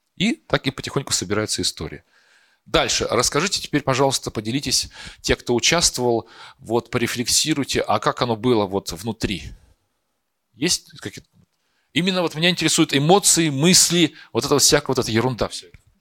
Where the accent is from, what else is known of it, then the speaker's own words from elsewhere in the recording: Perm, Perm Krai, Russia; moved away as an adult; also born or lived in Moscow; я сам из Перми, я учился в театральном, э, потом приехал в Москву